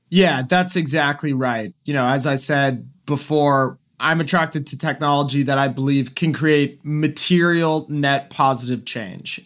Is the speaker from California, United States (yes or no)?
yes; Silicon Valley, California, United States; I grew up in Silicon Valley, really before it was Silicon Valley